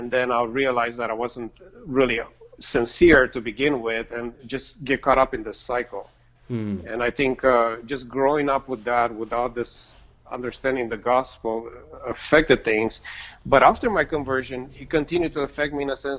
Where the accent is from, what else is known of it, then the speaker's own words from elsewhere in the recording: Romania; moved away; I grew up in Romania